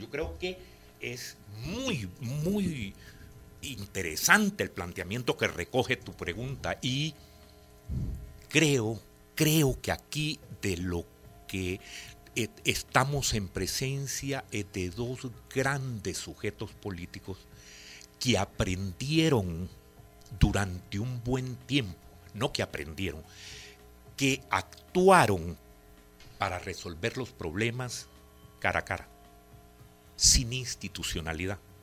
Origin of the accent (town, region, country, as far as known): El Salvador